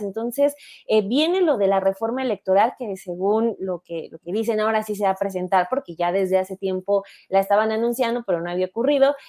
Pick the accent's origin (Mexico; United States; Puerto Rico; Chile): Mexico; State of Mexico; yo nací, y crecí en el Estado de México